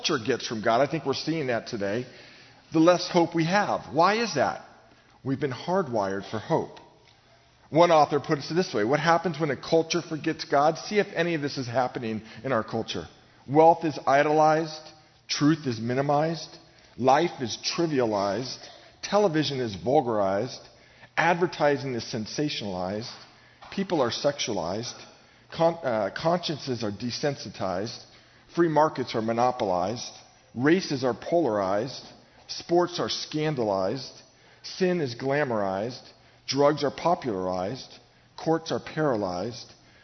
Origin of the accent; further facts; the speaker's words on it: Novato, California, United States; I grew up in Novato, about 60 miles north of here